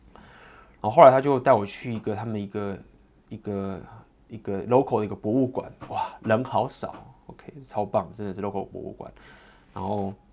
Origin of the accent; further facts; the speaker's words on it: Taiwan; 我来自台湾